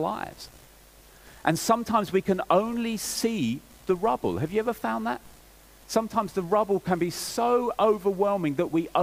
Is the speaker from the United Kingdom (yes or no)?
yes; England, United Kingdom; I'm English and English people